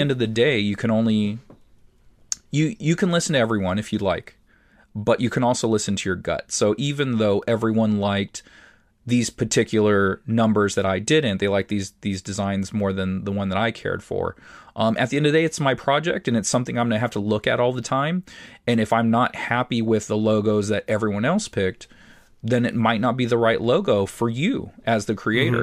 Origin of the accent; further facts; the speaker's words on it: San Diego, California, United States; it's the area I grew up in San Diego. So, it reminds me of childhood